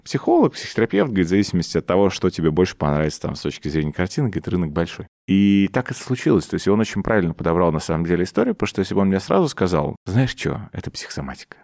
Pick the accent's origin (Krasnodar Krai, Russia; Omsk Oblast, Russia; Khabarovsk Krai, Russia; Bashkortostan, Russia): Omsk Oblast, Russia; Omsk; moved away; в мой родной город, в Омск